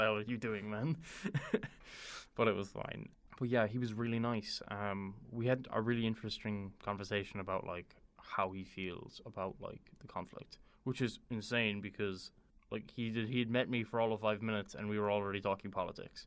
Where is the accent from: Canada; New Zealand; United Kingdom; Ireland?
Ireland; I'm a university student, born and raised in Ireland